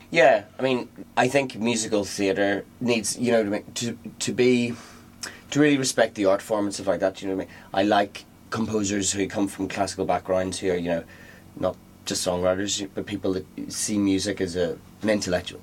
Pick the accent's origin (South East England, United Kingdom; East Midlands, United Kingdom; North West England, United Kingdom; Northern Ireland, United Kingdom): Northern Ireland, United Kingdom; I'm from Northern Ireland, so we both feel a bit colonial